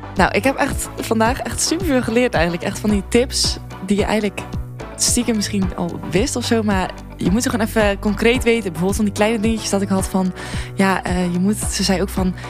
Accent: Zeeland, Netherlands; moved away as an adult; also born or lived in Tilburg; ik kwam uit Zeeland en ik eh, ging studeren in Tilburg.

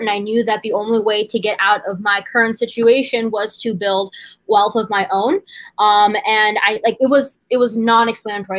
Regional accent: United States; I was born and raised in the United States, but my family is from India

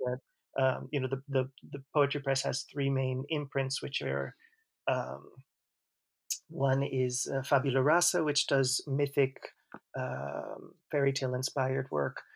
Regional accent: Long Island, New York, United States; first language English; moved away as an adult; also born or lived in Manhattan, New York / New Haven, Connecticut; now in Spain; I was born in Manhattan. I grew up on Long Island

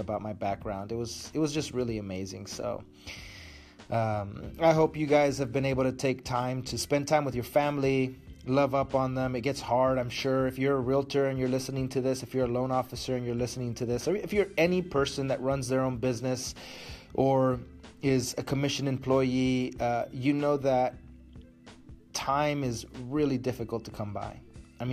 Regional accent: Matamoros, Tamaulipas, Mexico; moved away; my hometown of Matamoros

